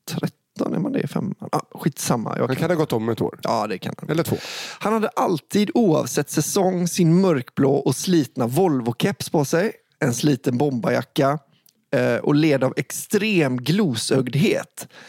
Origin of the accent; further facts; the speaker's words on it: Västra Götaland, Sweden; I den lilla orten där jag växte upp utanför Göteborg fanns en skola som alla samhällets barn gick i.